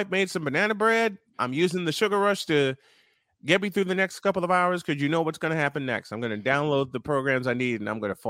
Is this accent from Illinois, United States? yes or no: yes; Chicago, Illinois, United States; my hometown of Chicago.